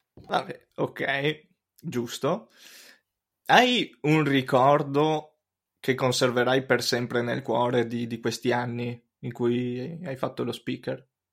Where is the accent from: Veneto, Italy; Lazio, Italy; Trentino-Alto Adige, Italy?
Veneto, Italy; Cismon del Grappa; quando ero piccolo io abitavo a Cismon del Grappa, un paesino ai piedi del Grappa